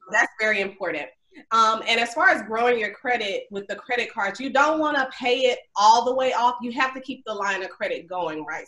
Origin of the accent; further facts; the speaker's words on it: Mobile, Alabama, United States; moved away as an adult; now in Atlanta, United States; I'm a Alabama girl. I'm from Mobile, Alabama.